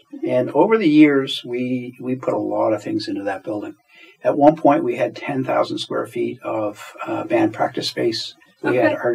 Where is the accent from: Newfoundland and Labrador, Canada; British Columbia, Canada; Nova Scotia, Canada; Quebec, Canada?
Nova Scotia, Canada; Halifax; I grew up in Halifax and have spent my career here.